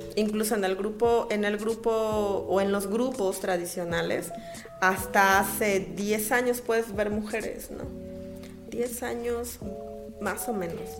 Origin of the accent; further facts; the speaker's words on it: Uruapan, Michoacán, Mexico; moved away as an adult; now in La Piedad, Mexico; soy originaria de Uruapan, Michoacán